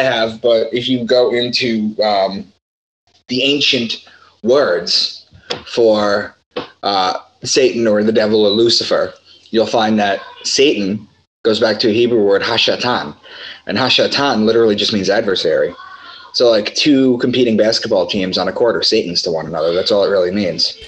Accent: Long Island, New York, United States; also born or lived in Boston; I'm from Long Island and I moved to Boston in 2013

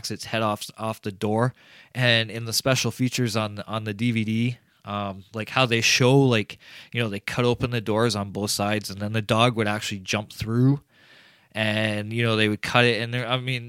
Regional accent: Canada; I'm Canadian

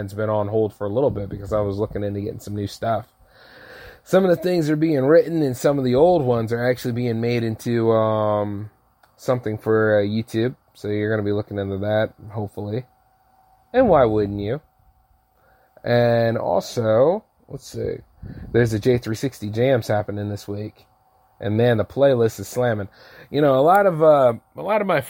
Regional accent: United States; I'm an American and I own a business

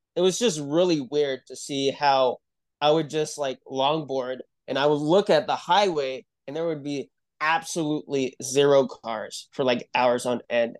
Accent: Utah, United States; I'm from Utah. and, uh, I grew up here

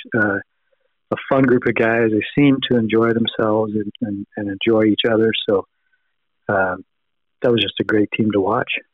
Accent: United States; we grew up in America

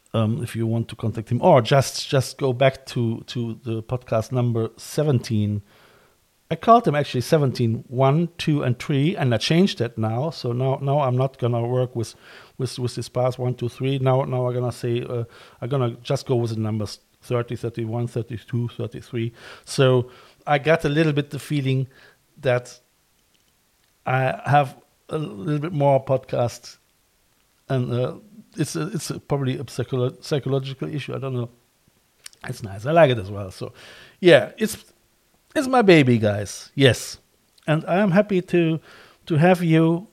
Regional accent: Cologne, North Rhine-Westphalia, Germany; moved away as an adult; now in Ireland; I'm from Cologne as well.

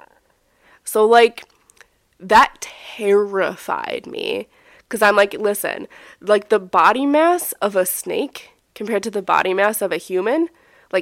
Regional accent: United States; we're American

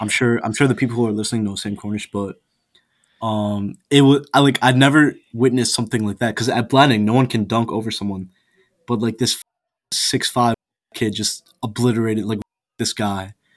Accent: India; now in Buffalo, United States; my home country

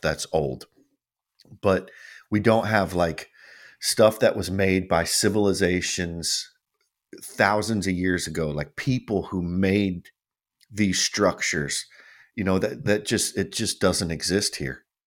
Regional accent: United States; we're from America

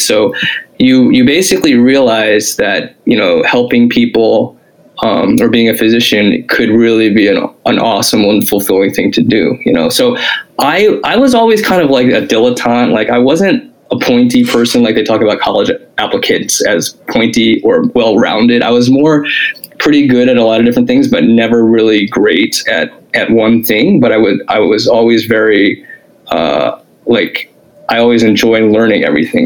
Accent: Springfield, Illinois, United States; I lived, I grew up in Springfield, Illinois

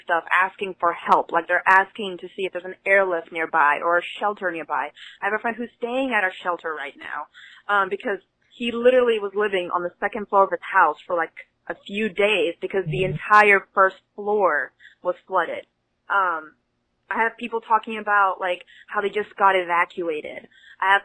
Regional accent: Houston, Texas, United States; moved away as an adult; now in New Hampshire, United States; I'm from Houston, Houston, Texas. I moved to New Hampshire about 2 weeks ago

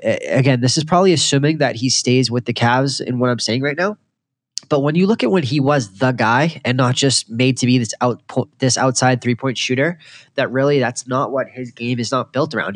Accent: Boston, Massachusetts, United States; I grew up in Boston.

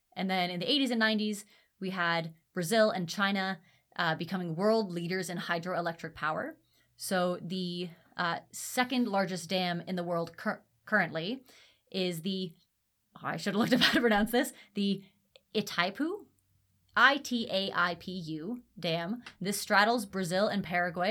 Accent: Ontario, Canada; I grew up in Ontario

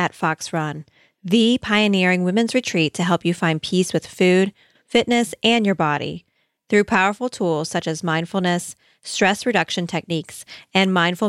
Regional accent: Australia; I am Australian. I am blonde-haired and blue-eyed.

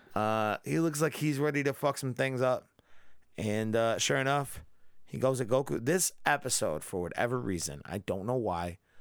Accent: Rhode Island, United States; we're from Rhode Island

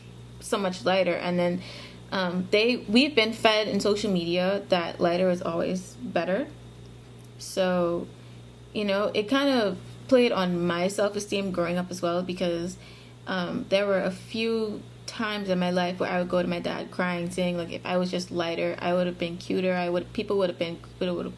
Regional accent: Bahamas; I was born and raised in the Bahamas. I'm still here

